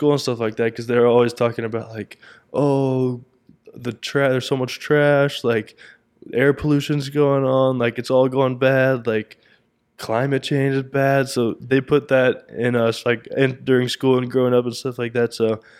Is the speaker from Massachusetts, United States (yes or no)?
no; Keller, Texas, United States; I only know what I grew up like in Keller and whatnot.